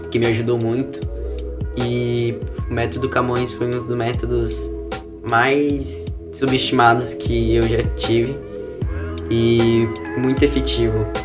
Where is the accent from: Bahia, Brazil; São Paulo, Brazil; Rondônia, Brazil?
São Paulo, Brazil; now in Rio Claro, Brazil; eu cheguei aqui em Rio Claro, eu vim de São Paulo